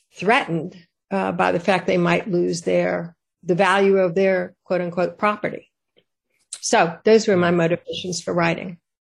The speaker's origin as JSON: {"language": "English", "town": "Richmond", "region": "Virginia", "country": "United States", "tie": "born or raised there", "said": "I was born in Richmond"}